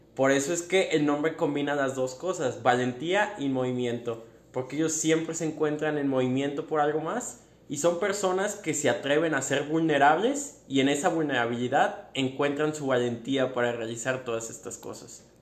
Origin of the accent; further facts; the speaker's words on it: Guadalajara, Jalisco, Mexico; Yo vengo de Guadalajara